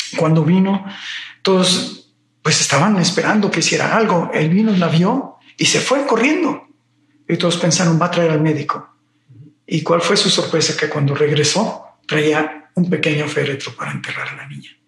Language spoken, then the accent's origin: Spanish; Mexico City, Mexico; Soy originario de la Ciudad de México